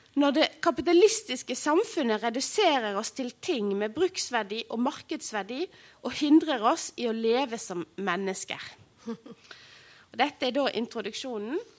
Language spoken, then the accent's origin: Norwegian; Odda, Vestland, Norway; Og Odda, der jeg kommer fra